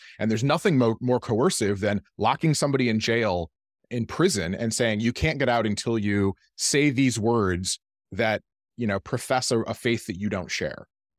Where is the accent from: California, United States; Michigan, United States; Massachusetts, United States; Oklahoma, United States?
Michigan, United States; Because I'm from Michigan, there's a little bit more like auto industry.